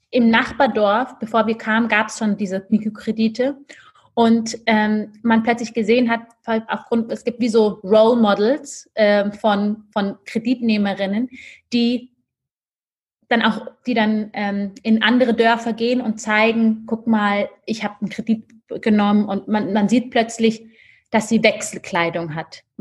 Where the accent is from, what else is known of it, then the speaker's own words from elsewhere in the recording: Ethiopia; now in Germany; Und ich glaube auch die Tatsache, dass Sali und ich wir kommen aus Äthiopien. In all den Frauen sehen wir ein Stück weit uns selber.